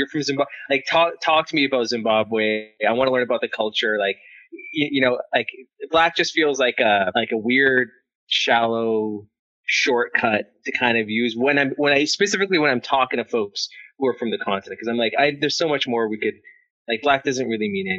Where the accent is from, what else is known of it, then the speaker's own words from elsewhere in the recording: Edmonton, Alberta, Canada; also born or lived in Eritrea / London; now in Vancouver, Canada; I was born and raised in Edmonton. My parents, they had immigrated from Eritrea as refugees. And then we had ended up moving back to Eritrea